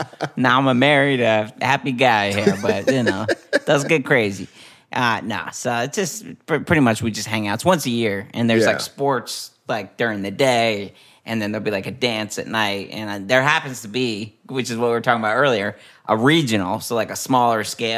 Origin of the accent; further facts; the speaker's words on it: New Haven, Connecticut, United States; also born or lived in Philadelphia; I'm from New Haven, Connecticut.